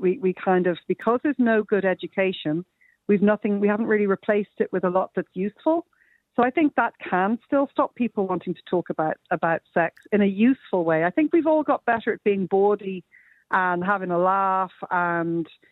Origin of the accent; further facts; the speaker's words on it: Ireland; we're Irish